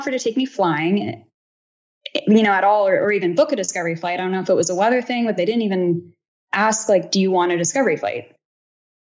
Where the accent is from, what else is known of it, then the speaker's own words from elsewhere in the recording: California, United States; I'm from California